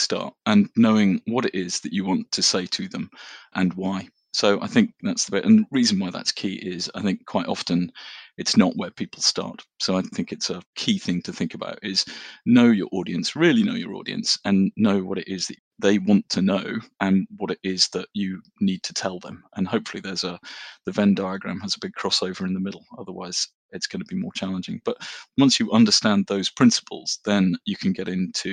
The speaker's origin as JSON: {"language": "English", "area": "Norfolk", "region": "East of England", "country": "United Kingdom", "tie": "born or raised there", "said": "I grew up in Norfolk and we used to go fishing"}